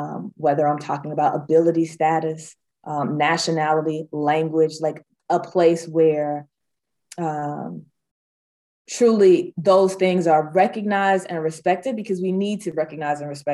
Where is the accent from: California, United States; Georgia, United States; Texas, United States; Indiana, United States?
Georgia, United States; here in my home state of Georgia